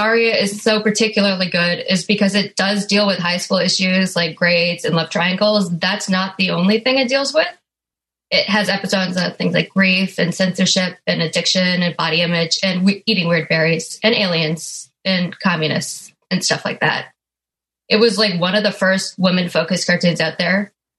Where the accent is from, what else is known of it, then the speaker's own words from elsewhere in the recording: Vancouver, British Columbia, Canada; now in Toronto, Canada; I guess I live in Toronto, but I'm from Vancouver.